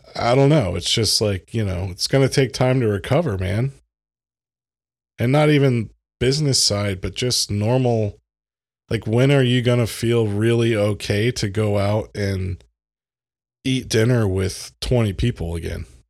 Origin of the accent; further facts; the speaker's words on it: United States; as an American, as a privileged white American